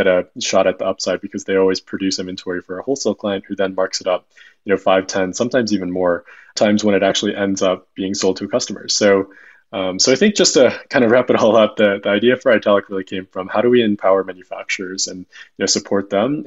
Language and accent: English; Chicago, Illinois, United States; moved away as an adult; also born or lived in Massachusetts; I grew up in Chicago, went to school out east at a small school called Babson.